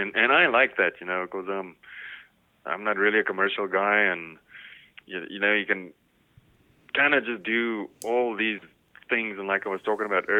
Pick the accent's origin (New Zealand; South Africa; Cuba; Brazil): South Africa; moved away as an adult; now in Missouri, United States; I'm from South Africa, so that's where I, you know, cut my teeth basically.